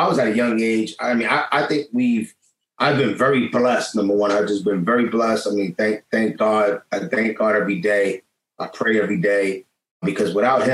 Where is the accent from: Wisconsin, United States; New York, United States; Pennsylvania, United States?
New York, United States; New York City; I'm from Lower East Side. You come already from the projects